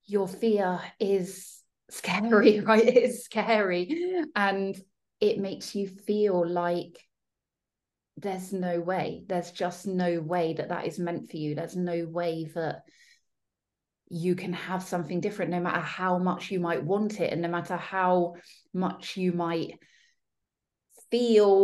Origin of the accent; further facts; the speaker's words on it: Devon, South West England, United Kingdom; moved away as an adult; now in London, United Kingdom; I was still in my hometown, like little small seaside town, knew everyone, grew up there